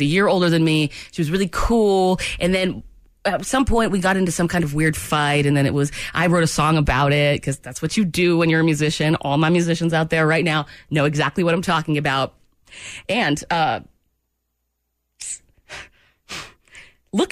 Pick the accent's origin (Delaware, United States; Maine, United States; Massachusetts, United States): Maine, United States; we're from Maine